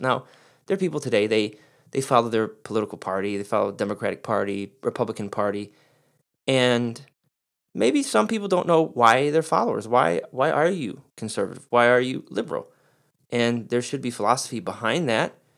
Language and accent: English; Detroit, Michigan, United States; I'm a Pistons fan because I'm from Detroit